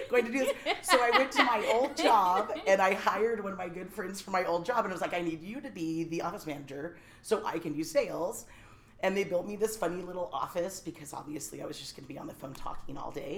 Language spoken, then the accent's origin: English; Silicon Valley, California, United States; moved away as an adult; also born or lived in Humboldt County, California; I was born and raised in Silicon Valley